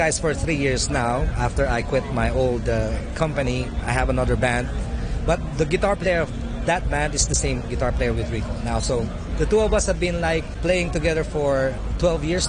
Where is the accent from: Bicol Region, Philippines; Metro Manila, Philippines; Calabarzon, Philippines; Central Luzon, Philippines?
Metro Manila, Philippines; Manila; moved away as an adult; now in Hong Kong; From the Philippines. Manila. Yeah, I grew up in Manila